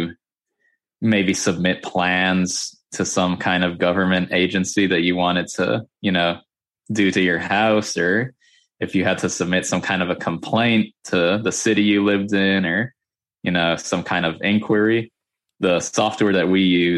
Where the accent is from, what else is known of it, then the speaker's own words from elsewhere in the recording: Boca Raton, Florida, United States; I live in a city called Boca Raton, which is about an hour north of Miami. I think that's the spot everybody knows in Florida, right? Miami or Orlando. So yeah, I live about an hour north of Miami, lived here my whole life pretty much